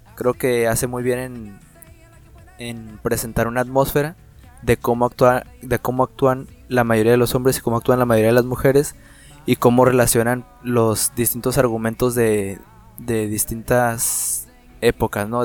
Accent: Mexico; como mexicanos nosotros

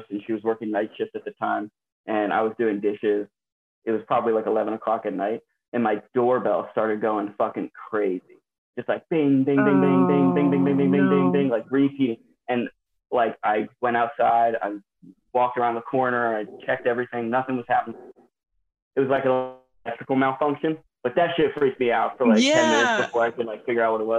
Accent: Doylestown, Pennsylvania, United States; I'm from Doylestown, Pennsylvania.

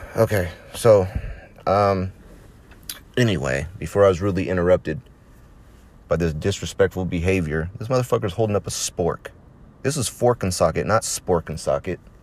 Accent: United States

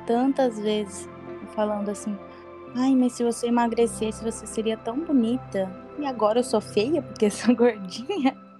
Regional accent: Brazil; now in Spain; eu sou brasileiro

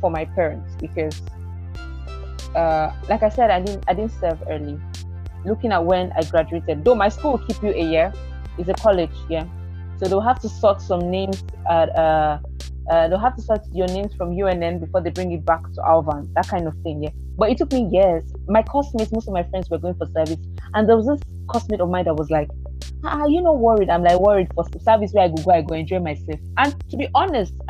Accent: Lagos, Nigeria; moved away as an adult; also born or lived in Eastern Nigeria; I was born and brought up in Lagos, but we relocated to the East 2012.

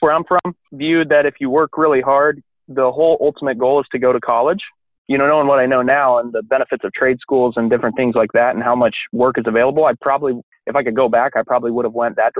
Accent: Kansas, United States; moved away as an adult; now in Chicago, United States; I grew up in Kansas.

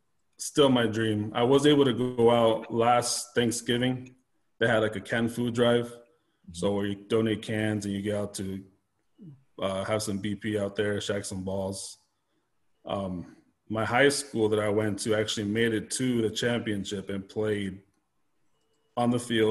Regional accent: Anaheim, California, United States; I'm right around the corner from them. I was born in Anaheim, California. So been in here my whole life.

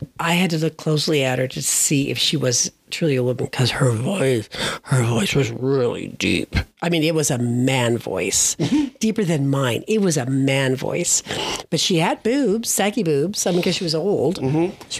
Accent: Colorado, United States; We're from Colorado.

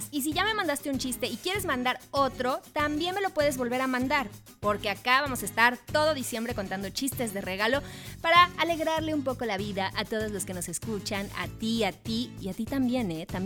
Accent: Argentina; Y nos somos de Argentina. Somos de Argentina.

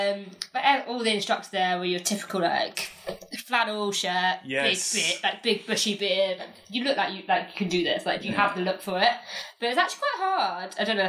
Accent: England, United Kingdom; Yeah, that we are natives, like we are from England, but we have to do an English test.

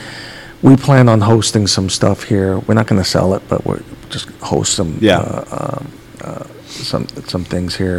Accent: New York City, New York, United States; I grew up in Woodhaven, Queens

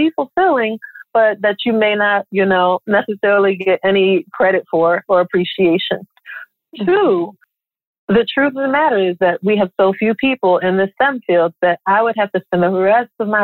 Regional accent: Philadelphia, Pennsylvania, United States; moved away as an adult; When I left Philadelphia and went to FAMU

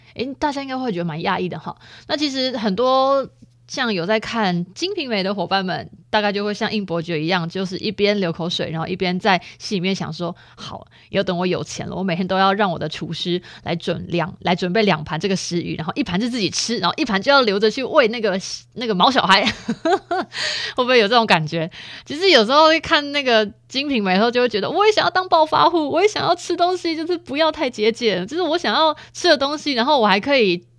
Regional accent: Chiayi, Taiwan; 我们嘉义人

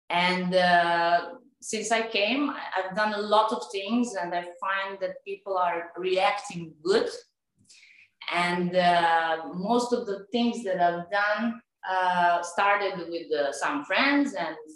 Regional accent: Serbia; English is a second language; moved away as an adult; now in Dubai, United Arab Emirates; I'm from Serbia. Uh, I live in Dubai last four years.

